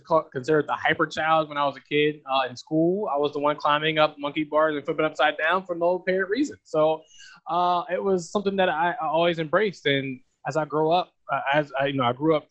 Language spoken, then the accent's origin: English; York, Pennsylvania, United States; Born and raised in York, Pennsylvania